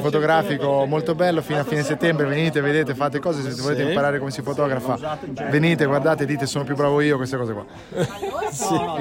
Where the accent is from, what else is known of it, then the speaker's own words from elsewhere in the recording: Versilia, Tuscany, Italy; moved away; della mia terra